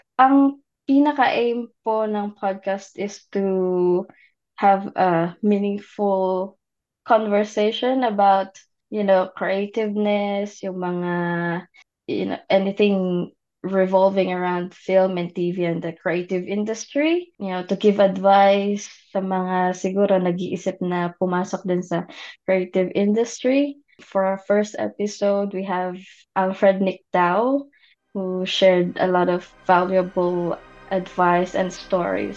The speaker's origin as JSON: {"language": "Tagalog", "country": "Philippines", "said": "what it was like to grow up in the Philippines"}